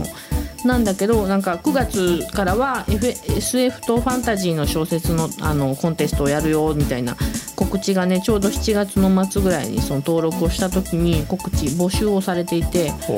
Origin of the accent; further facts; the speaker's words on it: Kansai, Japan